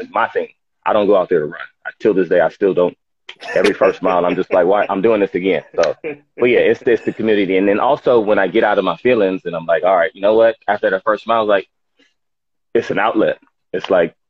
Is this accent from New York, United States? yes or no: no; Los Angeles, California, United States; Los Angeles, California. Born and raised South Central.